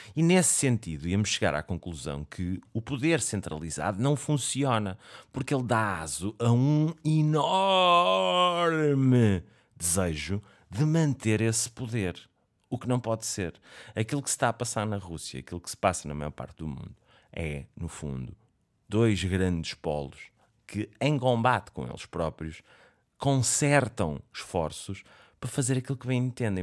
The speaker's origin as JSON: {"language": "Portuguese", "country": "Portugal", "said": "como português gosto de ver o telejornal. É aquela coisa que faz-me sentir mesmo tuga"}